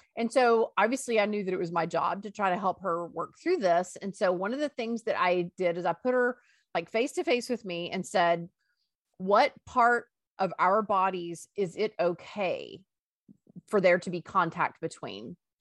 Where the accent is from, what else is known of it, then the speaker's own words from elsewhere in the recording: Greenville, Texas, United States; I grew up in Greenville, Texas, and I went to high school